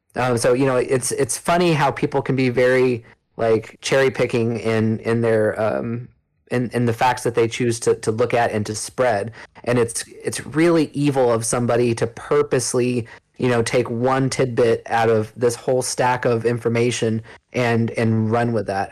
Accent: California, United States; I grew up in California

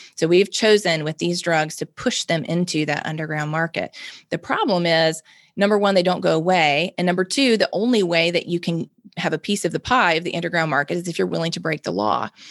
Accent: Mississippi, United States; I'm born and raised in Mississippi, lived in Mississippi my whole life

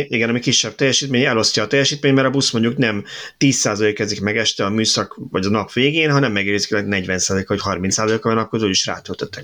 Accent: Budapest, Hungary; 22-ben nőttem fel

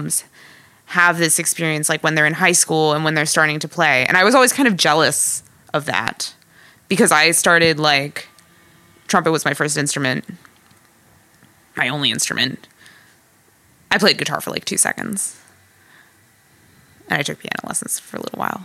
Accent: South Orange, New Jersey, United States; my hometown of South Orange

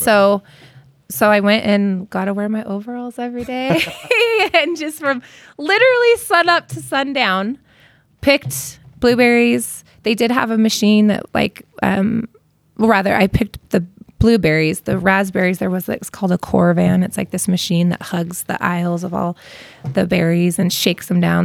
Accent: Costa Mesa, California, United States; also born or lived in Inglewood; now in Utah, United States; I grew up in Costa Mesa

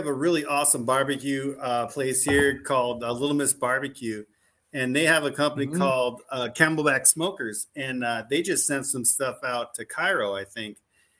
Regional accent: Germany; born there; we're a military family, and we just happened to be over there, and I was born in Germany, and I got a little Oma that, you know, I had a real strong accent growing up, and so we're German.

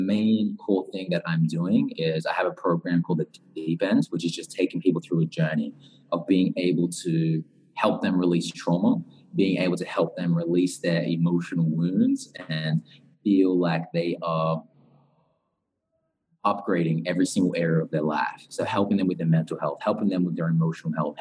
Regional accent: Newcastle, New South Wales, Australia; moved away as an adult; also born or lived in Central Coast, Australia; now in Bali, Indonesia; I grew up in Australia, very close to Sydney, in a place called Newcastle at first, about 2 hours away from Sydney. Mm. And then I started to go to high school on the Central Coast, which is about an hour from Sydney.

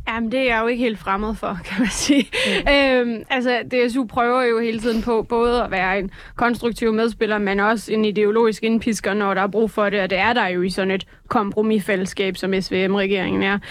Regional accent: Jutland, Denmark; jeg er jo jyde

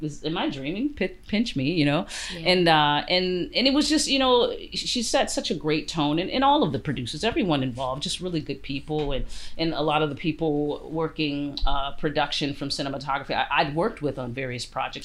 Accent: United States; also born or lived in Canada; now in Vancouver, Canada; I'm Canadian and American, but I'm American born.

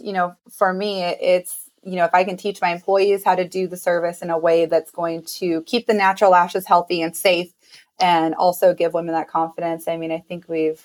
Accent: Illinois, United States; now in Las Vegas, United States; my hometown in Illinois

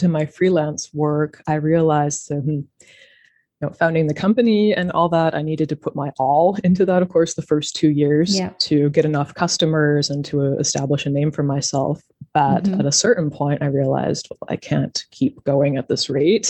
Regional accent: Denver, Colorado, United States; moved away as an adult; also born or lived in France / Canada; now in Germany; I grew up in the United States, in Denver near the Rocky Mountains

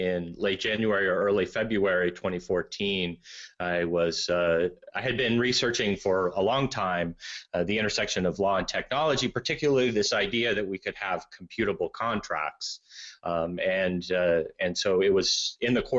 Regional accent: United States; I'm American

